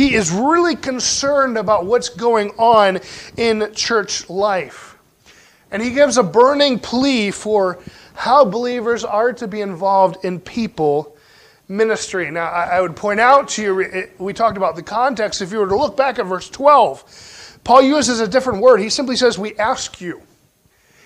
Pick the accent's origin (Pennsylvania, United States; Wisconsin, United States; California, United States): Pennsylvania, United States; Growing up in Pennsylvania, we had a lot of freezing rain in the wintertime